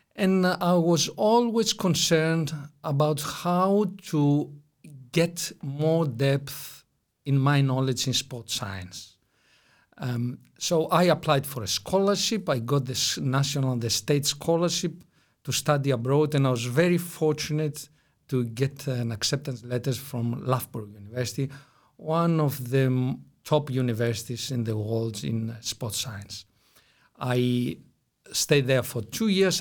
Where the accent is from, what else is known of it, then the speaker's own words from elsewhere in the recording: Greece; also born or lived in Brussels, Belgium; I'm Greek in origin